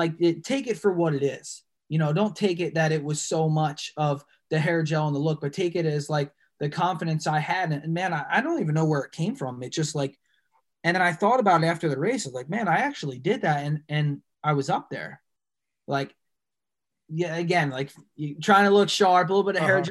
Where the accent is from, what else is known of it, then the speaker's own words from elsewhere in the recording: New Jersey, United States; I'm from Jersey.